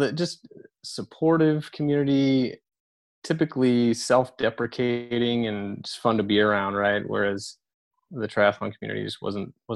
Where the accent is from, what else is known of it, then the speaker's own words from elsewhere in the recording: San Francisco, California, United States; moved away; I grew up in San Francisco